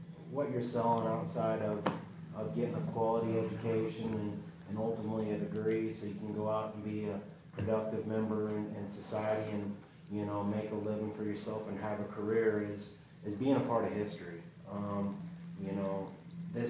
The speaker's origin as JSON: {"language": "English", "region": "Kansas", "country": "United States", "tie": "born or raised there", "said": "I grew up in Kansas"}